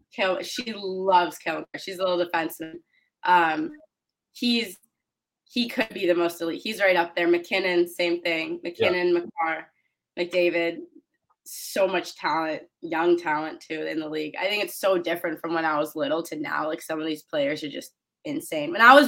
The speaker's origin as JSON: {"language": "English", "country": "Canada", "tie": "born or raised there", "moved": "as an adult", "lives_now": "United States", "said": "So I played box lacrosse growing up in Canada"}